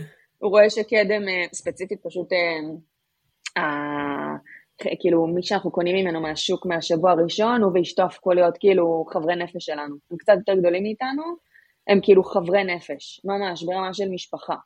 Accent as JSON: {"language": "Hebrew", "country": "Israel", "said": "לנו כישראלים"}